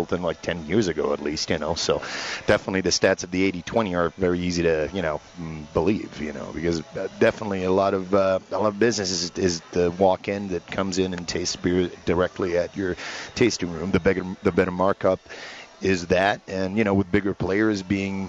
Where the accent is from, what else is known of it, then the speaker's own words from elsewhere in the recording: Rome, Lazio, Italy; English is a second language; now in Denver, United States; I come from Rome.